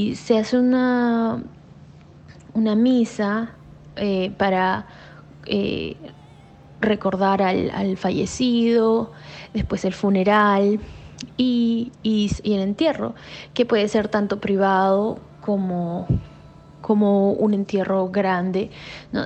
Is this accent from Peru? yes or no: yes; Lima, Peru; en la capital, en Lima, de donde yo vengo